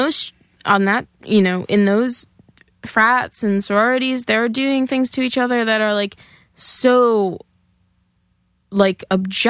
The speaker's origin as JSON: {"language": "English", "region": "New Jersey", "country": "United States", "said": "I'm from New Jersey, and even though I live really close to New York, it's not really, like, monetarily feasible for me to come here every night"}